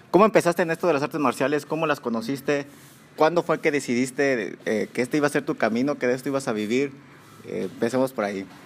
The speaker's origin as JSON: {"language": "Spanish", "town": "Salamanca", "region": "Guanajuato", "country": "Mexico", "said": "Yo soy de Salamanca, en este Guanajuato"}